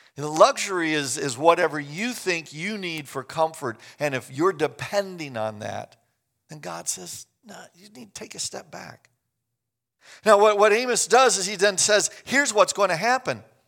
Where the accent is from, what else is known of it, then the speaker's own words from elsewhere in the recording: Kansas, United States; I grew up in Kansas.